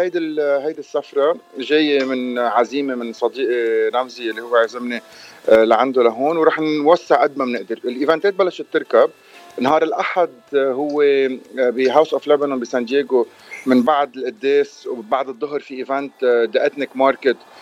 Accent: Lebanon; انا لبناني

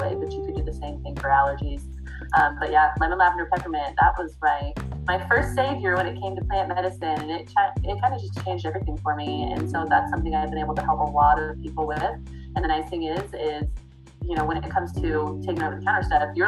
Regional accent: Midwest, United States; Growing up in the Midwest, it is agriculture country out here

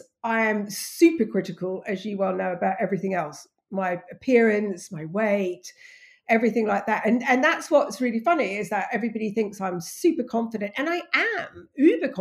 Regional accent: Australia; moved away as an adult; also born or lived in England; now in United Kingdom; I'm English, but I grew up in Australia

